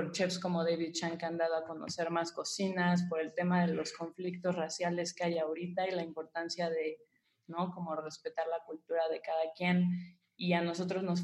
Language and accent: Spanish; Mexico; como, como mexicano y como conocemos sabores aquí